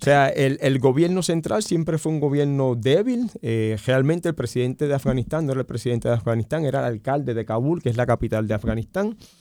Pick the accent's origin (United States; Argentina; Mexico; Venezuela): United States; nosotros como nación norteamericana